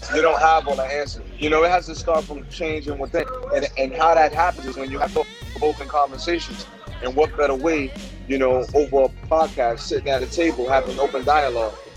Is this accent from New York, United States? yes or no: yes; New York City, New York, United States; growing up in the South Bronx.